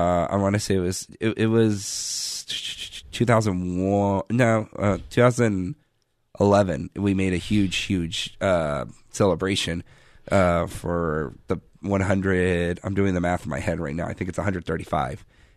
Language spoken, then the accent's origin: English; Virginia Beach, Virginia, United States; now in San Diego, United States; I actually grew up in Virginia Beach